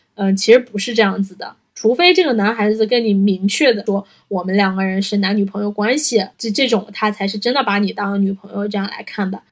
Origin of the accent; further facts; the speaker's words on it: Northeast China, China; accent: Northeastern Mandarin (东北话); 我们东北话要得劲儿